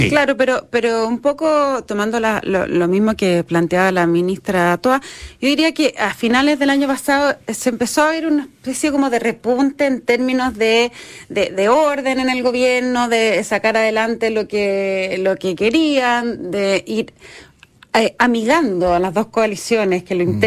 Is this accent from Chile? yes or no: yes; Chile; Pero el punto es que no somos argentinos.